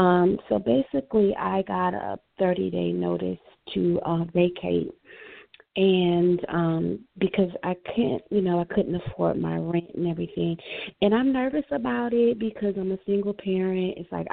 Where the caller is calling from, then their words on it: Florida, United States; Yes, hi. I'm calling from Florida.